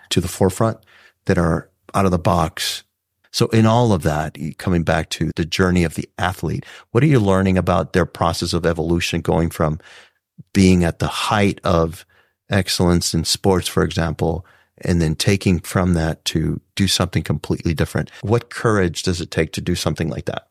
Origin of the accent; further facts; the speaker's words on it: South Texas, United States; growing up in South Texas, first to go to college